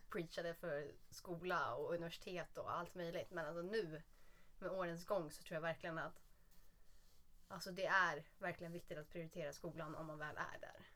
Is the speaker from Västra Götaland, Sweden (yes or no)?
no; south of Södermalm, Stockholm County, Sweden; man är ju uppvuxen söder om söder